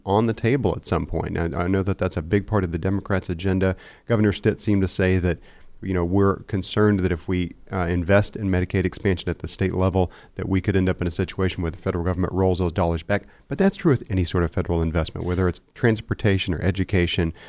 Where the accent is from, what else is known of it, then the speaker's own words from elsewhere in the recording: Seminole, Oklahoma, United States; moved away as an adult; now in Oklahoma City, United States; my hometown of Seminole